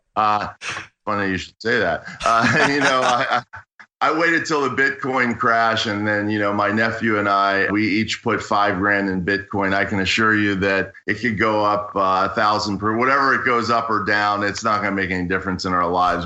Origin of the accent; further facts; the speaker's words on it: Pittsburgh, Pennsylvania, United States; moved away as an adult; also born or lived in Washington, District of Columbia, United States / Los Angeles; now in Santa Monica, United States; I grew up in Pittsburgh, spent a lot of time in Pittsburgh, spent some time in Washington, DC, seven years in Washington, DC, and I've lived in LA for 18 years.